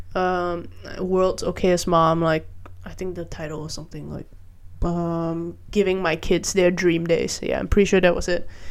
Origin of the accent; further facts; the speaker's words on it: Malaysia; I grew up in Malaysia